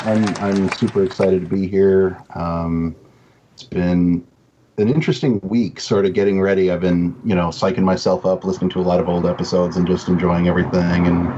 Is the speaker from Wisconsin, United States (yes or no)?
no; Minnesota, United States; moved away as an adult; now in Indiana, United States; I'm from Minnesota. I found myself in Indiana through a long series of unfortunate events, as some would say. But here I am and have been for the last 9 years.